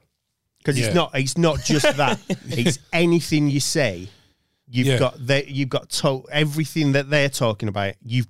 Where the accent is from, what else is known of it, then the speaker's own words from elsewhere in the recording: Oldham, North West England, United Kingdom; I grew up in Oldham